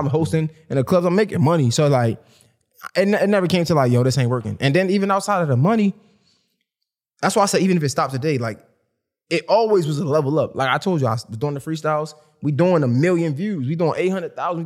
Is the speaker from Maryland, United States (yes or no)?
yes; Baltimore, Maryland, United States; I'm from Baltimore